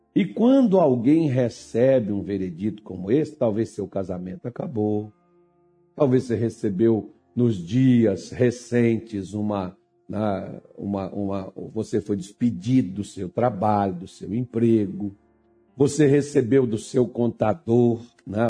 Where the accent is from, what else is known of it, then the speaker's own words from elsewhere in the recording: Minas Gerais, Brazil; also born or lived in Belém; eu sou mineiro